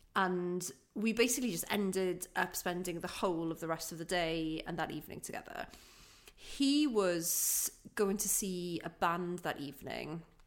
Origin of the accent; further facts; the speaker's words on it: Aberystwyth, Wales, United Kingdom; I'm from Aberystwyth